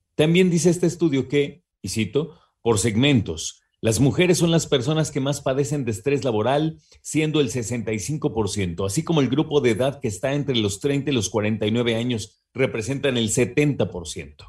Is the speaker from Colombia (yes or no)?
no; Mexico; como mexicanos, mexicanas que somos